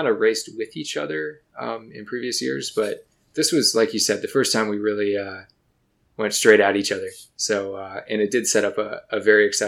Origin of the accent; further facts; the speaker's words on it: Michigan, United States; moved away; I grew up in Michigan